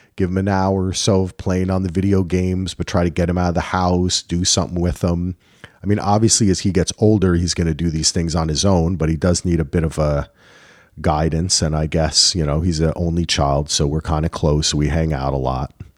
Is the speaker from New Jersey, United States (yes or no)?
yes; New Jersey, United States; I'm from New Jersey